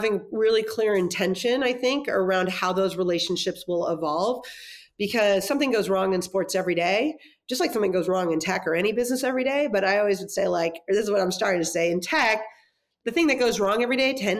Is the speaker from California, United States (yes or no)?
yes; Los Angeles, California, United States; also born or lived in Durham, North Carolina; I grew up in the San Fernando Valley